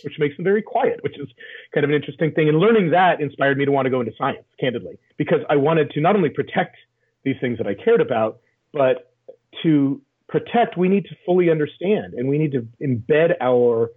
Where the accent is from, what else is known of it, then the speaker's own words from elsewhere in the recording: Sierra Nevada foothills, California, United States; I grew up in the Sierra Nevada foothills in California